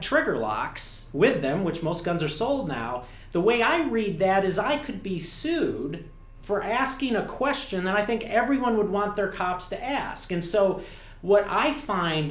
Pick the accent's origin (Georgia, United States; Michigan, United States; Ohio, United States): Michigan, United States; Detroit; I grew up in Michigan